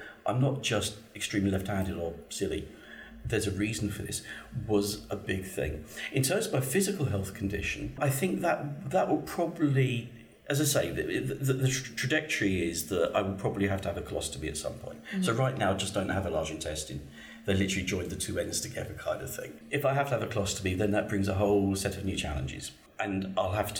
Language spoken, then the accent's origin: English; Gravesend, South East England, United Kingdom; accent: posh; I was born in Gravesend